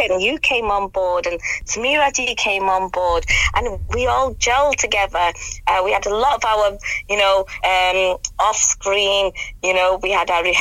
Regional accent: United Kingdom; first language English; I'm British born, so my first language, I know a lot of people do say it's I've Savile Punjabi, but my first language is English. Um, and um, my family, joint family system, um, came, we, we traditionally speak Punjabi. Urdu is self taught, self learned.

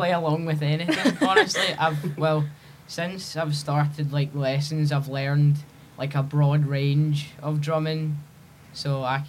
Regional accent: Elderslie, Scotland, United Kingdom; I'm from Elderslie, which is in, like, it's near Paisley in Glasgow and stuff.

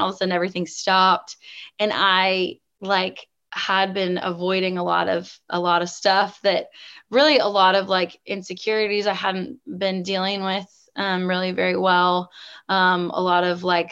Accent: the Northwest of the United States, Pacific Northwest, United States; also born or lived in the South (US); now in Southern United States; growing up in the Northwest, of the United States

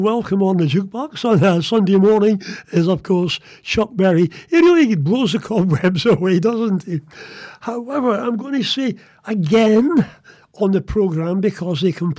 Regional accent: Midlands, United Kingdom; moved away; I was brought up in the Midlands

